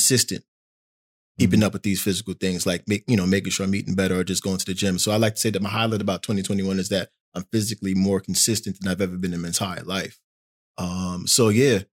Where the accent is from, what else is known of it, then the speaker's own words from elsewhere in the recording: New York City, New York, United States; moved away as an adult; now in Portland, United States; I'm from New York City. I am now in Portland, Oregon.